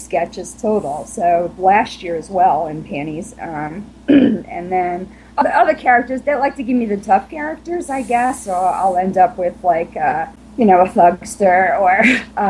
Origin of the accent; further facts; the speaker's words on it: Long Island, New York, United States; moved away as an adult; now in Virginia, United States; I'm from Long Island